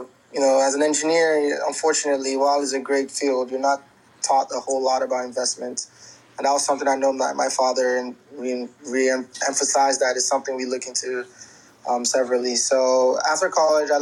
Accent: Nigeria; moved away; a lot of us who identify as Nigerians from, you know, born and raised in Nigeria

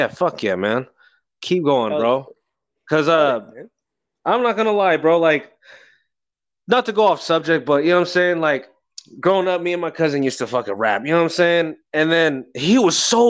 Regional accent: Bay Area, California, United States; I'm from the Bay Area.

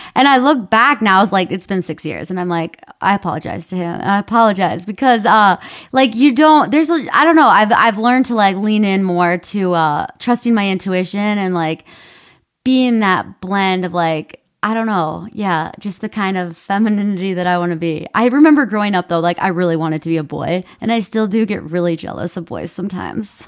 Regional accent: Minnesota, United States; where I grew up in Minnesota

